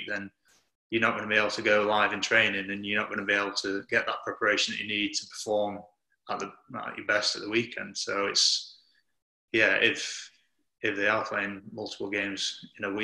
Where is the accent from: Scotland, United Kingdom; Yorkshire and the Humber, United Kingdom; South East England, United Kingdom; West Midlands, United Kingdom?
Yorkshire and the Humber, United Kingdom; also born or lived in Lancaster; born in Lancaster, and then I think moved to Yorkshire when I was maybe three or four.